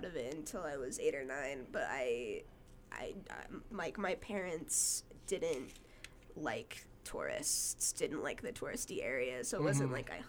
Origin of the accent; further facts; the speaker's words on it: Brigham City, Utah, United States; also born or lived in Las Vegas, Nevada; Well, in as like an adolescent, mostly Brigham City, Utah.